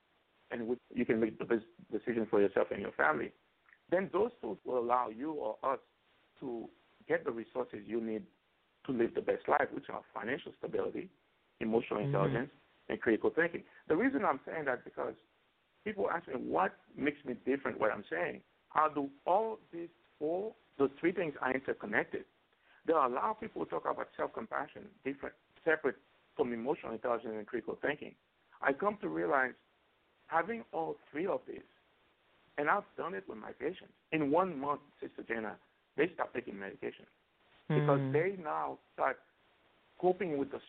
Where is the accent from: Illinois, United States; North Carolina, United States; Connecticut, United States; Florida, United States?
Florida, United States; Growing up in Florida, unfortunately, when you're undocumented, you always have fear behind your back that, you know, something may happen that you may encounter the police.